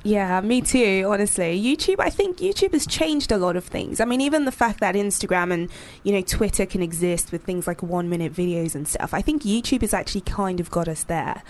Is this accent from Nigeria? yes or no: yes; Nigeria; I grew up in Nigeria